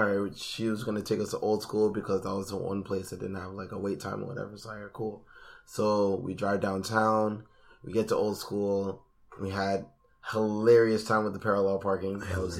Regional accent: Scarborough, Ontario, Canada; And I'm from Scarborough.

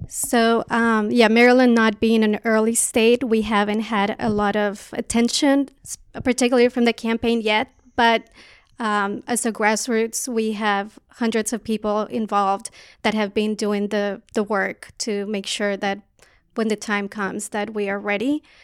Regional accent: Colombia; now in United States; I'm an immigrant from Colombia

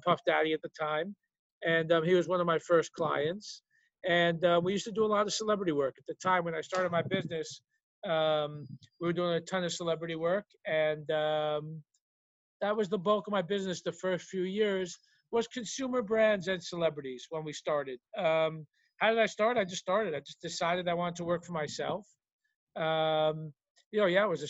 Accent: New York City, New York, United States; also born or lived in Brooklyn, New York / New Jersey; I was born in Brooklyn, moved to the Bronx at the age of three. Was raised in the Bronx

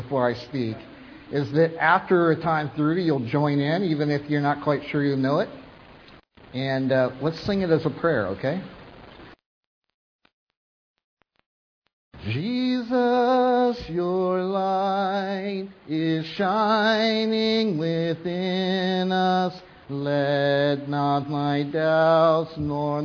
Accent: Vancouver, British Columbia, Canada; we're from Vancouver

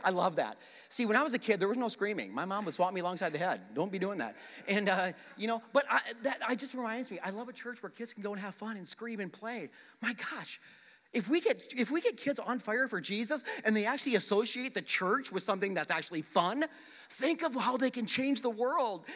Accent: South Dakota, United States; moved away; my hometown in South Dakota

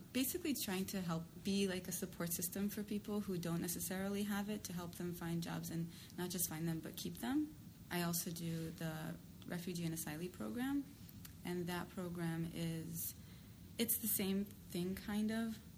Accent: New York City, New York, United States; I'm from New York City

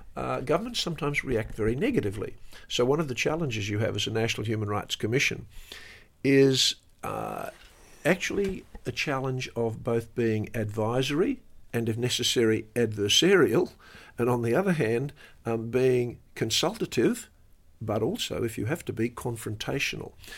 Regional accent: Australia; as an Australian

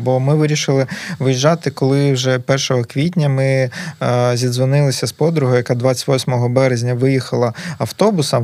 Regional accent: Berdiansk, Zaporizhzhia Oblast, Ukraine; moved away as an adult; also born or lived in Kharkiv; now in Lviv, Ukraine; ментально все одно завжди себе відчував бердянцем

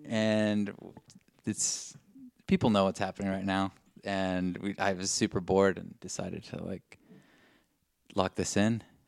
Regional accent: Inland Empire, California, United States; We're in a nice little living room in the Inland Empire. In my hometown, my home zone.

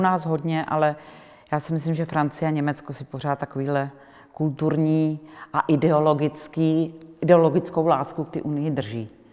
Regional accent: Czechia; Já když někde řeknu, že jsem z Čech

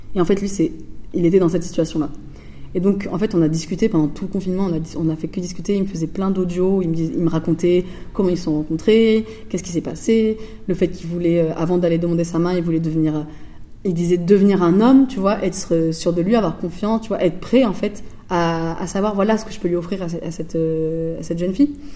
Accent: Floirac, Nouvelle-Aquitaine, France; moved away as an adult; also born or lived in Bègles; now in Marseille, France; je viens pas de la ville de Bordeaux, mais de ville à côté, donc de Florac et Bègle, euh, et donc, je viens de. j'ai grandi jusqu'à mes 15 euh, ans euh, dans une cité à Florac.

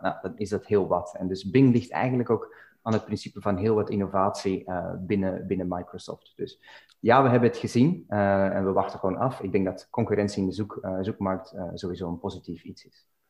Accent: Belgium; now in Dublin, Ireland; ik woon en werk in Dublin op dit moment, maar ben oorspronkelijk uit België

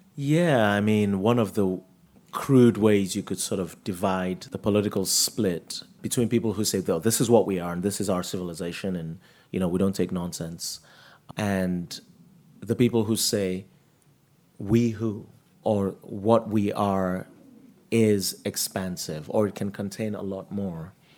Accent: Nigeria; also born or lived in United States; now in New York City, United States; I grew up in Nigeria and I had a happy childhood

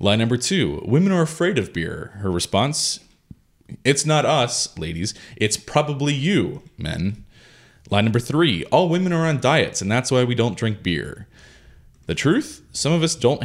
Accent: Pennsylvania, United States; Growing up in Pennsylvania

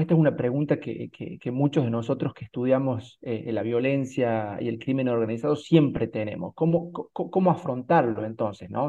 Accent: Argentina; nosotros como argentinos

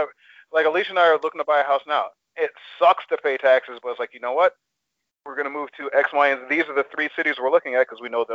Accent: Ann Arbor, Michigan, United States; also born or lived in Detroit; I grew up primarily in Ann Arbor, Michigan. And Ann Arbor, Michigan, Metro DC, Metro Detroit. So thereby, I was exposed to excellent school systems. I have never gone to a shitty school. Even when we moved back to the city, when we moved back to Detroit

